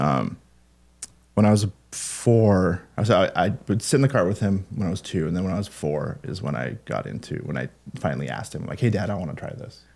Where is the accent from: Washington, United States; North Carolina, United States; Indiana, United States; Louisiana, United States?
Washington, United States; Mount Vernon; I'm from Mount Vernon, Washington.